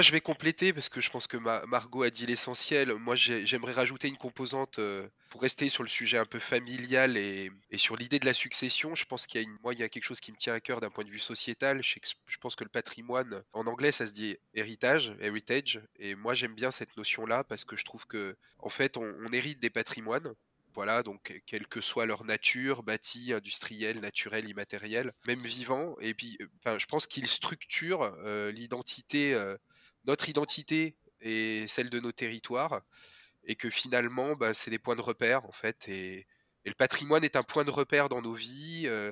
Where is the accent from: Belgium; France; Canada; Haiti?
France; Saône-et-Loire, Bourgogne-Franche-Comté; moved away; je suis originaire de Bourgogne-Franche-Comté, la Saône-et-Loire